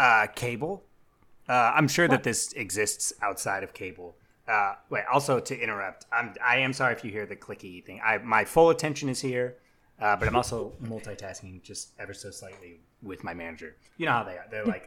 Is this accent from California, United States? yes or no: yes; San Diego, California, United States; I'm from San Diego.